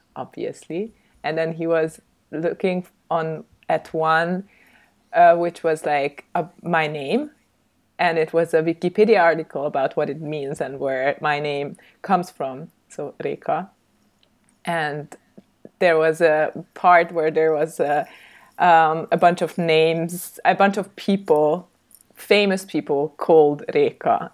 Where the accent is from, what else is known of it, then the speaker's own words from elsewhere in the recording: Budapest, Hungary; also born or lived in Stuttgart, Germany / Salzburg, Austria; kind of growing up in Austria until I was eight, and then we moved back to Hungary to Budapest